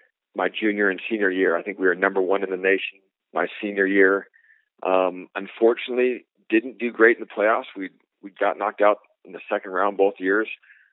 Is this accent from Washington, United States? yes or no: yes; Seattle, Washington, United States; Yeah, definitely. Seattle's kind of a hotbed for soccer.